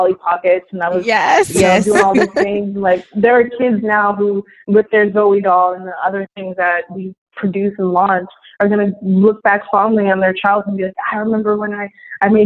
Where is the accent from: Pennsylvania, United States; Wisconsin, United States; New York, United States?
New York, United States; I'm from New York.